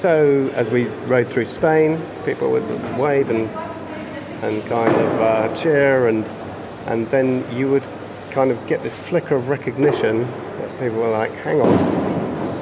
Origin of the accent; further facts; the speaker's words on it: Brighton, South East England, United Kingdom; I'm from Brighton in the UK